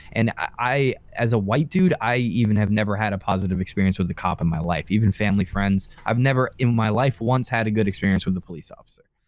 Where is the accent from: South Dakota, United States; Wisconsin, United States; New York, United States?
New York, United States; Long Island; where I grew up on Long Island.